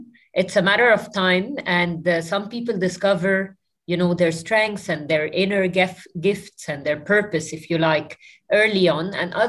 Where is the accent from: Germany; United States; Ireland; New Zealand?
New Zealand; born there; I was born in New Zealand, and I lived in close to 7 or 8 countries throughout my life.